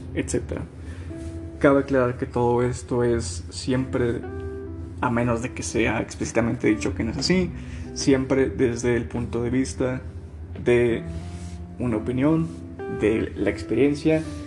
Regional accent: Nuevo León, Mexico; moved away as an adult; soy originario de Nuevo León

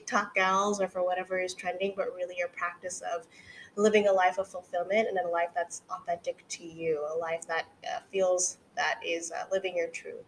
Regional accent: California, United States; moved away as an adult; now in New York City, United States; I am a California girl through and through

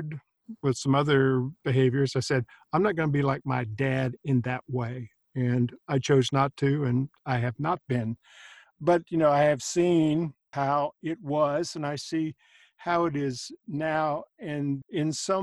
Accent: San Antonio, Texas, United States; I grew up in South Texas in San Antonio in the 50s and 60s

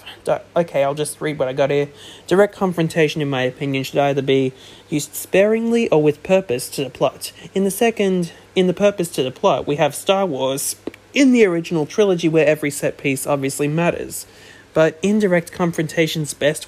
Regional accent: Australia; I'm Australian

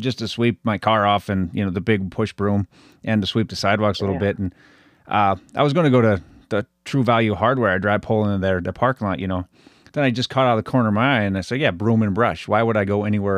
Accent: Butte, Montana, United States; accent: Butte accent; also born or lived in Boston; I had a roommate in college tell me that I sound like I was from Canada, the Butte accent

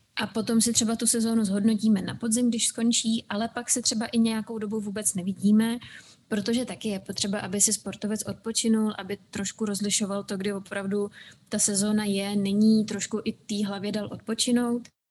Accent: Czechia; also born or lived in United States / Scotland; u nás v Čechách

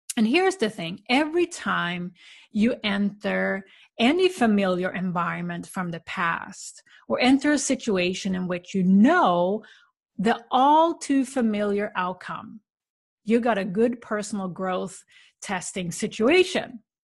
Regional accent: Sweden; moved away; visit my family in the small town where I grew up in Sweden

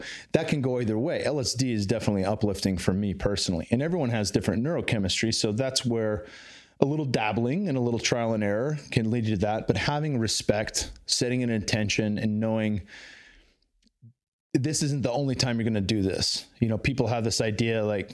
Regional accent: Bay Area, California, United States; now in Texas, United States; I grew up in California in the Bay Area

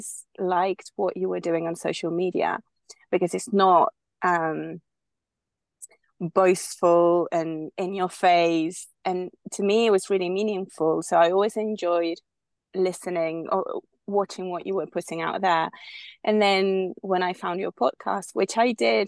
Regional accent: Spain; moved away as an adult; also born or lived in United Kingdom; I'm originally from Spain. I was born and raised here until I was in my 20s when I moved to the UK

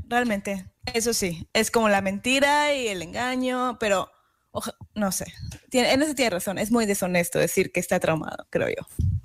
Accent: Yucatán, Mexico; moved away; also born or lived in Kingston, New York; en Yucatán, donde yo soy, mi tierra natal

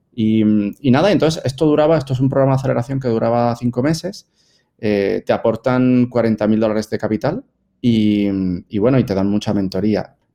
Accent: Spain; now in Puerto Rico; Yo soy español, pero mm, en Puerto Rico llevo 20 años viviendo en Puerto Rico.

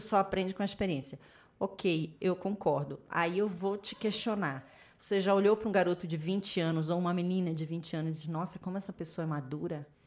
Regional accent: Macapá, Amapá, Brazil; eu nasci em Macapá, lá no Amapá, eu sou do topo do mapa

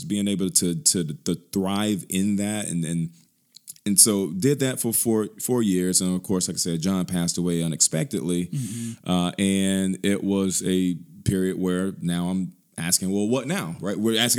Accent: Birmingham, Alabama, United States; Born and bred, product of Birmingham. I grew up on the West Side for a few years, moved all over Birmingham, Homewood area, Lakeshore, Hoover, you name it.

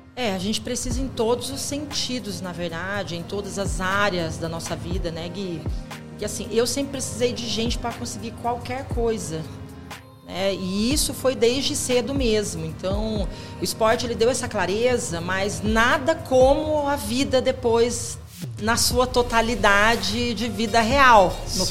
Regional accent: Ijuí, Rio Grande do Sul, Brazil; Eu nasci no Rio Grande do Sul, em Juí

